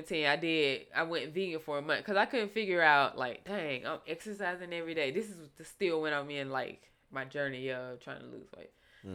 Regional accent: the South, United States; nigga, I'm from the South.

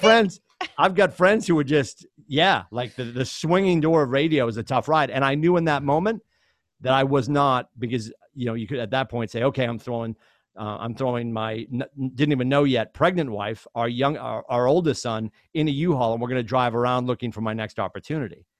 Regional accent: Chelmsford, Massachusetts, United States; I grew up in Chelmsford, Mass.

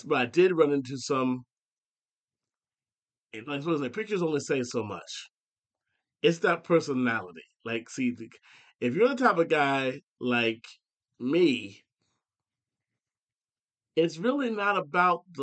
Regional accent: Ohio, United States; born or raised there; moved away

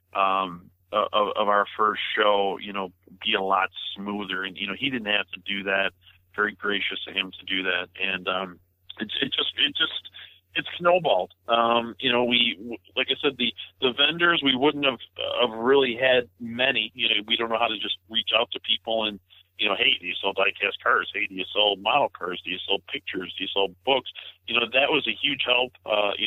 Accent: Blue Island, Illinois, United States; my hometown of Blue Island, right down the street from Raceway Park

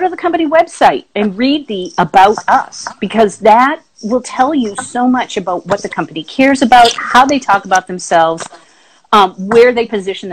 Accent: Boston, Massachusetts, United States; moved away; I am from Boston originally

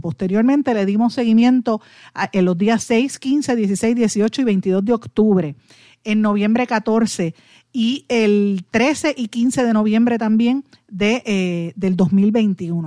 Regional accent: Puerto Rico

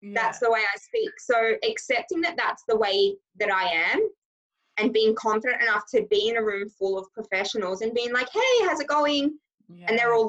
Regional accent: Scotland, United Kingdom; accent: Australian and Scottish mix; I'm actually originally from Scotland. So you will hear some of my words.

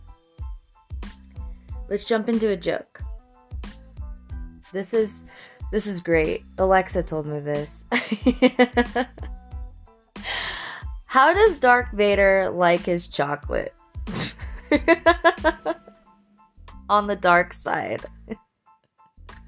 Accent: Florence, Colorado, United States; Florence, Colorado, my hometown, down the street from my grandmother's house and down the street from where I grew up.

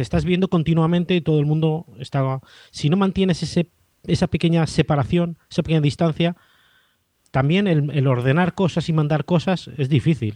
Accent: Zaragoza, Aragon, Spain; moved away as an adult; now in Jerez de la Frontera, Spain; donde nací, que es en Zaragoza, eso está en el interior, no hay mar

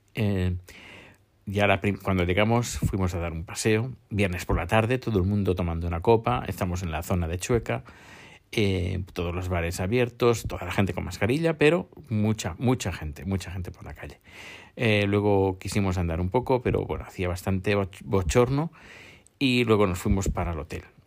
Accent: Terrassa, Catalonia, Spain; en Tarrasa, mi pueblo natal

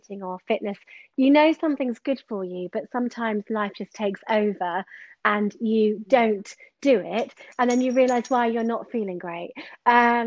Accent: Exmoor, Somerset, South West England, United Kingdom; now in Bath, United Kingdom; I'm originally from Somerset. I grew up on Exmoor and I've lived in Bath for around 12 years now.

